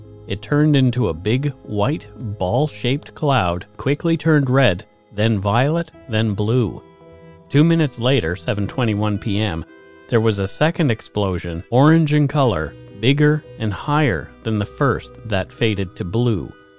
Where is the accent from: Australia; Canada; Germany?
Canada; Nova Scotia; As I grew up on Nova Scotia's South Shore, I am familiar with this story, and people around Bridgewater even claim to have had sightings that night.